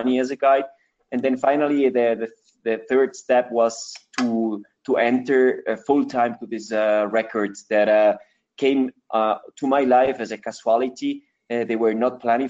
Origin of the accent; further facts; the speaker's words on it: Ecuador; English is a second language; also born or lived in Switzerland; I grew up here in Ecuador 38 years ago.